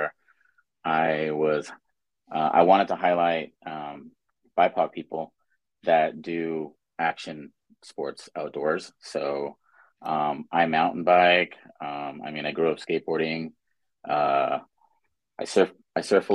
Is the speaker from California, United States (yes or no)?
yes; Inglewood, California, United States; I grew up in Inglewood, California